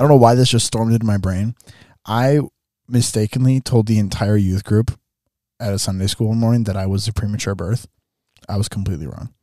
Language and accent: English; southern Minnesota, United States; this church in my hometown